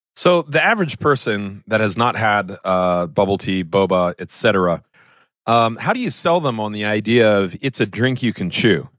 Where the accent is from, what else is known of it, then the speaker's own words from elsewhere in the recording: Maryland, United States; I was born in Maryland.